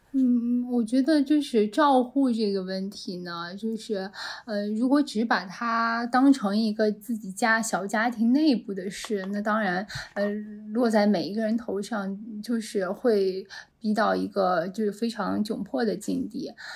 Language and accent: Chinese; China; 我们作为一个中国人，在我们中国成长起来的